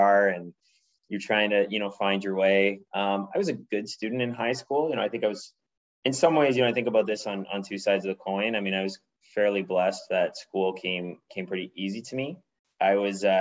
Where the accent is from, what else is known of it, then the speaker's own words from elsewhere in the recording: Ottawa, Ontario, Canada; moved away; I'm from Ottawa, Canada. I've recently moved back home to Ottawa.